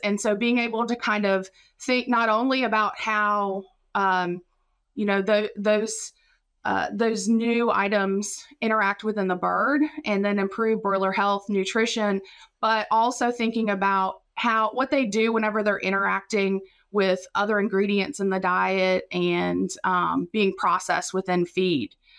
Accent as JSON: {"language": "English", "area": "Raleigh County", "region": "West Virginia", "country": "United States", "moved": "as an adult", "lives_now": "Mississippi, United States", "said": "I'm from Raleigh County, West Virginia."}